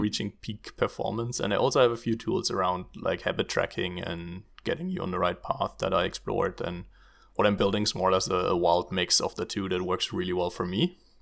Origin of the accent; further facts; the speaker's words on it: Germany; moved away as an adult; now in Netherlands; I'm originally from Germany, um, but now also living in the beautiful Netherlands.